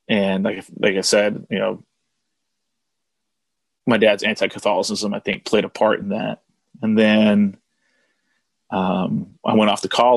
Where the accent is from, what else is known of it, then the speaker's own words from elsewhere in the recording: Oregon, United States; also born or lived in Houston, Texas / Saudi Arabia; So I grew up in Oregon, more or less. I mean, that's a whole other story, but, I was born in Oregon.